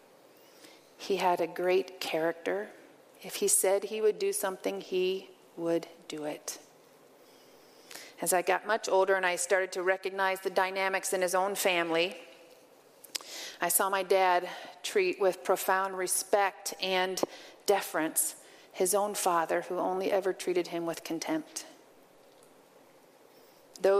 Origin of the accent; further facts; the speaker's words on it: Western Illinois, United States; also born or lived in Arizona / Colorado; now in Nebraska, United States; I grew up in Western Illinois, in a town where both of my parents had grown up